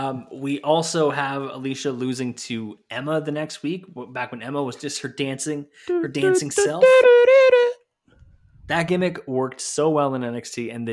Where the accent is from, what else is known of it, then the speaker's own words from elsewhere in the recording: Canada; I know I'm Canadian